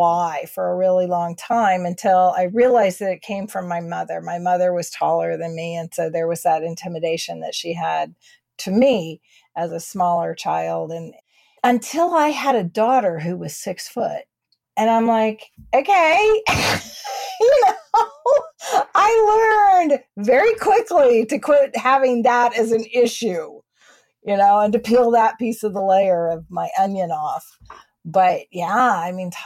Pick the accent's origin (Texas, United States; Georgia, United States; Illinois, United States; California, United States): Texas, United States; I'm a Texan